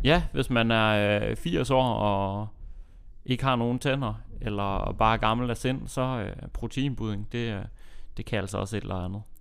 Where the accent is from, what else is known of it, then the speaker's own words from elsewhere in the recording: Aalborg, North Denmark Region, Denmark; moved away; hjemme i, øh, hjemme i Aalborg